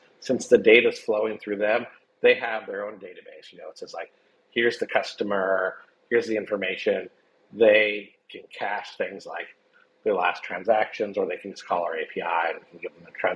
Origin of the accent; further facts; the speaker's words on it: United States; I'm an American